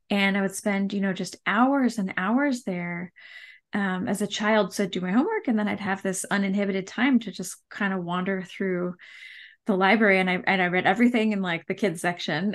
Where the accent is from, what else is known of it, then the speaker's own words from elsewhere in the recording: Campbell, California, United States; now in Fresno, United States; I grew up in the Bay Area. Um, technically, we were in the, the city boundaries of the city of San Jose